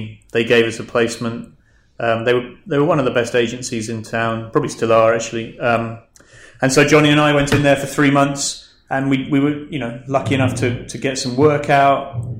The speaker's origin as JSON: {"language": "English", "region": "London", "country": "United Kingdom", "tie": "born there", "also_born_or_lived": "Scotland", "said": "I was born in London. My parents moved around the country a bit. I went to university in Scotland."}